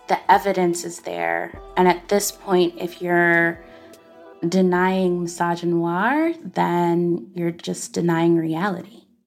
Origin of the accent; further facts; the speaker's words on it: Arkansas, United States; as a black girl growing up in Arkansas